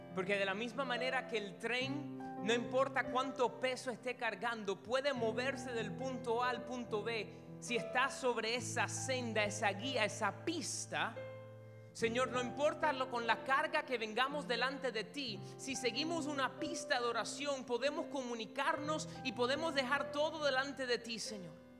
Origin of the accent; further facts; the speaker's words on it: Cuba; Una de las primeras cosas que uno se aprende cuando es cubano es el Padre Nuestro. Desde chiquitico te lo van diciendo.